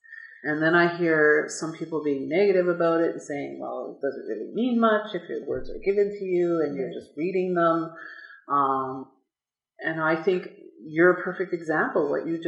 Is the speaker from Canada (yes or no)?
yes; Ontario, Canada; now in Edmonton, Canada; I'm from Ontario. This is not my territory. And so I'm a settler like you are.